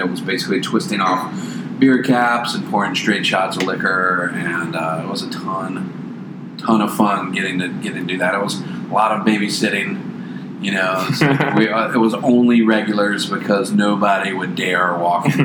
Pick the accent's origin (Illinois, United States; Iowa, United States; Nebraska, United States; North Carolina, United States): North Carolina, United States; Charlotte; I grew up in Charlotte